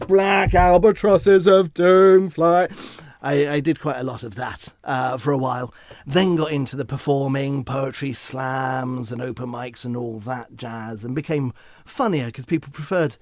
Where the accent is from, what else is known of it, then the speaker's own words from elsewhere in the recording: Horsham, South East England, United Kingdom; I grew up in Horsham.